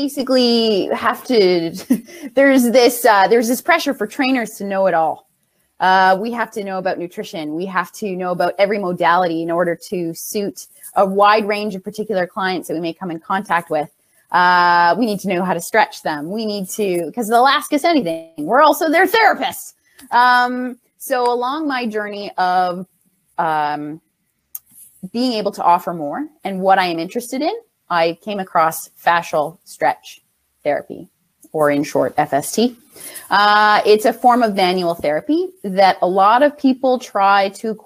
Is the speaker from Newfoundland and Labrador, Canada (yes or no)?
no; Ontario, Canada; also born or lived in Winnipeg; now in Toronto, Canada; I'm actually from Ontario, so moving out to Winnipeg was just for school, then coming back